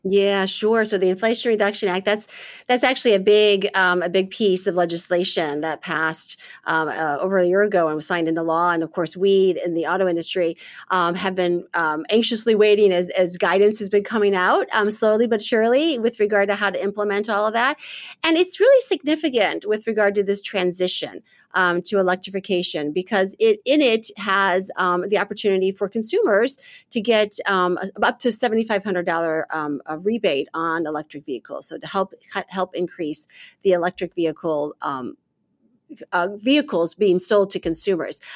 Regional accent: St. Louis, Missouri, United States; moved away as an adult; also born or lived in Michigan; now in Washington, D.C., United States; born and raised in St. Louis, Missouri.

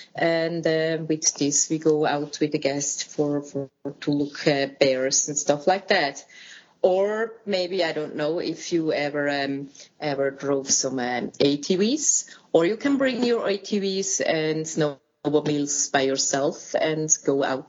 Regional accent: Switzerland; moved away as an adult; now in Fort St. James, Canada; we are from Switzerland. We are a couple.

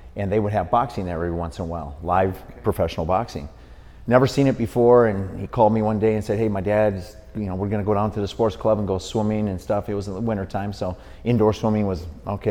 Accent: Milwaukee, Wisconsin, United States; grew up in Milwaukee, Wisconsin

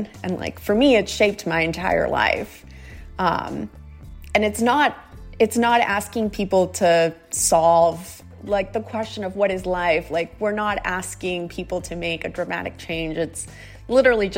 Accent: Georgia, United States; I grew up in Georgia

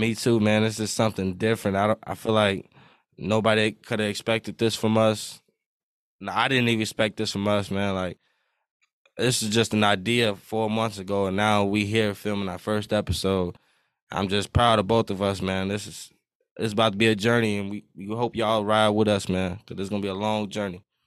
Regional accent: Iowa, United States; I'm twenty-one. I'm from Iowa.

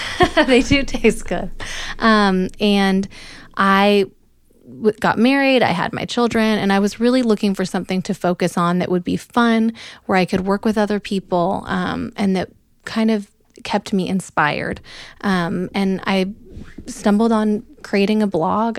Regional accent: Oregon, United States; moved away as an adult; also born or lived in Memphis, Tennessee / New York City; now in Dallas, United States; I'm from Oregon, originally. Um, I grew up in the Pacific Northwest

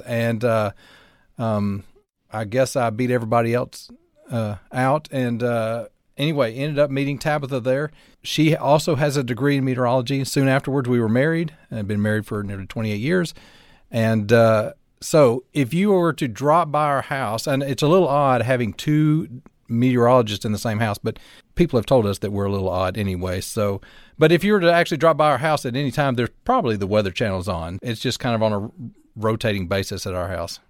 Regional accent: North Alabama, United States; moved away as an adult; also born or lived in Tampa, Florida; I grew up in North Alabama

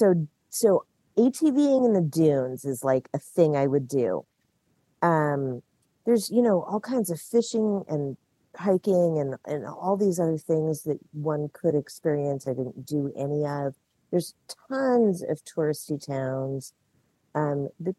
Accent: California, United States; moved away as an adult; also born or lived in Washington; So I lived in Washington for 25 years. I grew up in California.

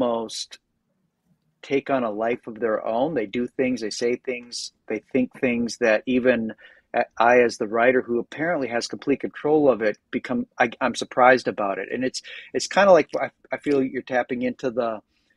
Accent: United States; I'm obviously American

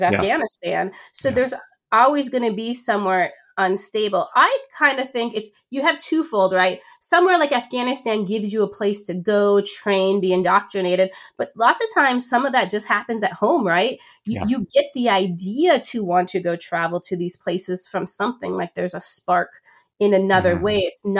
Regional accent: Canada; And as a Canadian, I mean, I think you'll be surprised

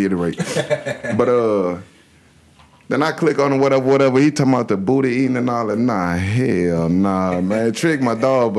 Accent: Riviera Beach, Florida, United States; I'm from Palm Beach County. I'm from Revere.

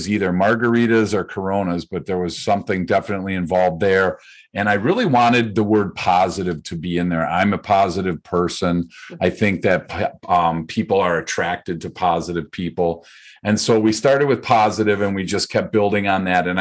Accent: Midwest, United States; Born and raised in the Midwest

